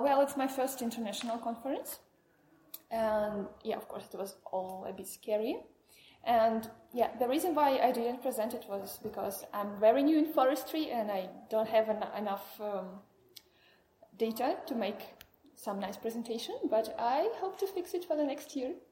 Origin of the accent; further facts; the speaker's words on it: Kyiv, Ukraine; I'm from Kiev, the capital of Ukraine